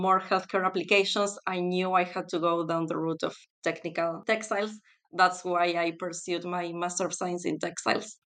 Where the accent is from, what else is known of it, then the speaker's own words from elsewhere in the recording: Buenos Aires, Argentina; moved away as an adult; also born or lived in North Carolina, United States; now in United Kingdom; I'm originally from Argentina, specifically from Buenos Aires.